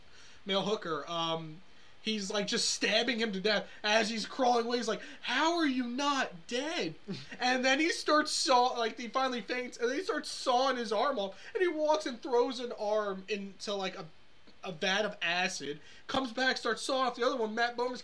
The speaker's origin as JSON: {"language": "English", "region": "Scotland", "country": "United Kingdom", "said": "Which was annoying, because being Scottish, I could understand a Scotsman, no problem."}